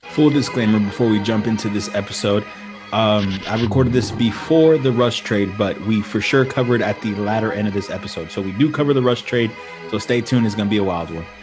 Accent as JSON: {"language": "English", "town": "Houston", "region": "Texas", "country": "United States", "said": "we're from Houston. We're, we're Space City, Texas, uh, Houston, Texas"}